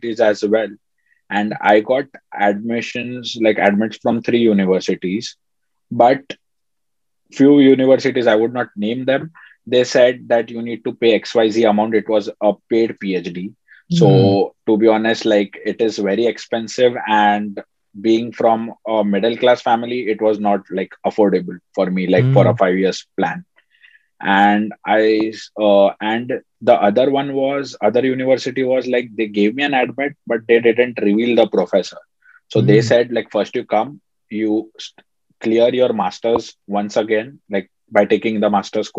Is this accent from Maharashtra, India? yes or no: yes; Mumbai, Maharashtra, India; moved away as an adult; now in Rochester, United States; I come from Bombay. So, you know, like Bombay is pretty crowded.